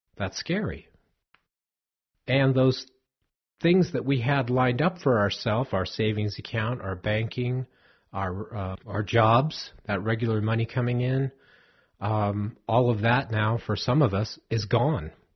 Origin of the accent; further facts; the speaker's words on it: Southern California, United States; I grew up in Southern California